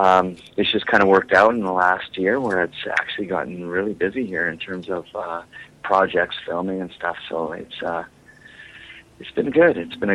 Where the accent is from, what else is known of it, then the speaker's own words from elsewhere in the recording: Calgary, Alberta, Canada; also born or lived in Vancouver; Well, I was born and raised in Calgary. I'm back in Calgary now, but I split my time between Calgary and Vancouver.